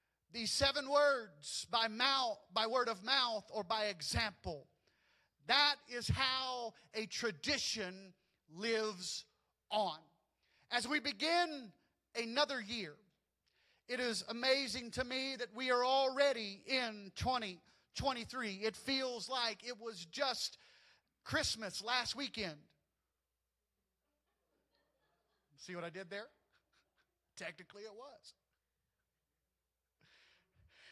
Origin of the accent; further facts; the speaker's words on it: the South, United States; moved away; Growing up in the South, we had our own traditions